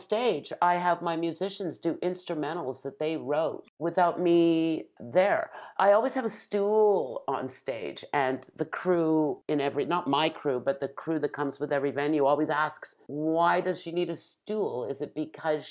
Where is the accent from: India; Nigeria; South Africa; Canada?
Canada; Toronto, Ontario; a little brown-skinned girl growing up in North Toronto